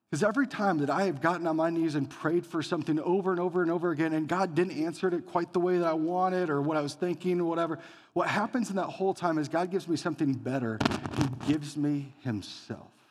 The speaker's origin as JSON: {"language": "English", "town": "Elgin", "region": "Iowa", "country": "United States", "tie": "born or raised there", "said": "growing up as a kid, my town was so small, you could hit the whole thing in one hour. Every house in Elgin, Iowa that had a light on"}